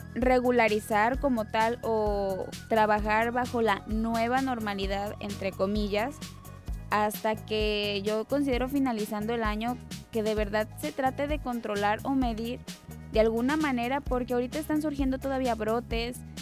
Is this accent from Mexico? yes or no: yes; Mexico; de nuestro México, de nuestro estado, de nuestro municipio